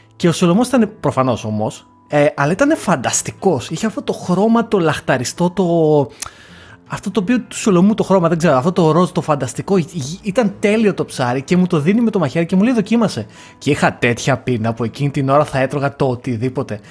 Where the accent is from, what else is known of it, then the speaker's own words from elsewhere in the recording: Lamia, Central Greece, Greece; Εγώ σαν άνθρωπος ο οποίος είμαι από τη Λαμία και όλα που είναι επαρχία, ε, μεγάλωσα και σπούδασα στην, ε, στην Ελλάδα